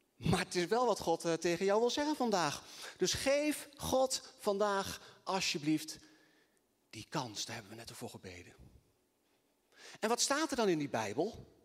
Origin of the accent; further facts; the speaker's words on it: Assen, Drenthe, Netherlands; also born or lived in Twente; ik kom eh, eh, uit Assen.